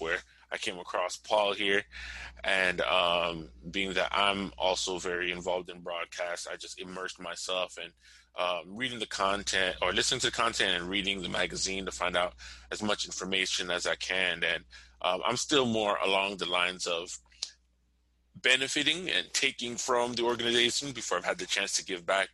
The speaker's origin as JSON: {"language": "English", "town": "Miami", "region": "Florida", "country": "United States", "said": "I'm from Miami, Florida, 305 all day long"}